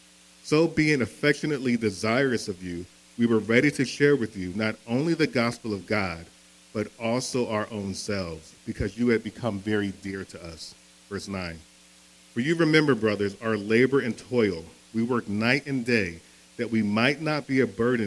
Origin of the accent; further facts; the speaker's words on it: Philadelphia, Pennsylvania, United States; I'm from Philadelphia. Born and raised, right? And so growing up in Philadelphia